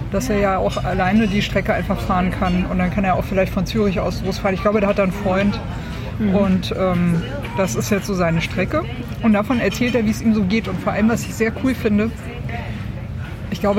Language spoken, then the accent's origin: German; Swabia, Germany; born there; Jetzt bin ich ja in Schwaben geboren und fange dann natürlich an zu rechnen.